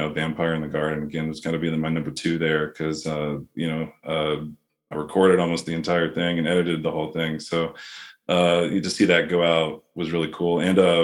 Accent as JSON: {"language": "English", "region": "Florida", "country": "United States", "said": "I'm from Florida, so I can put on a little Southern drawl on there"}